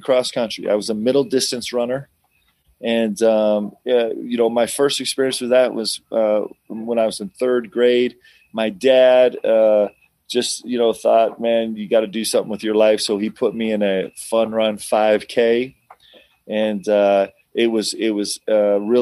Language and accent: English; Westchester County, New York, United States; also born or lived in Nebraska; we moved to New York, lived in Westchester County